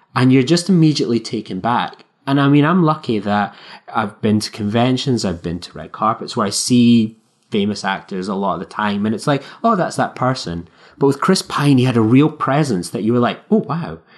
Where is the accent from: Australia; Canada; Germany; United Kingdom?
United Kingdom; Scotland